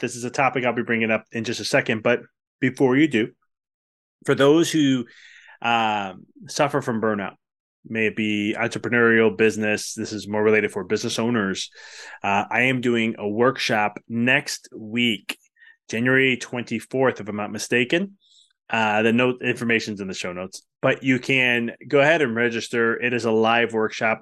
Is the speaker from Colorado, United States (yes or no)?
no; Chicago, Illinois, United States; I'm from Chicago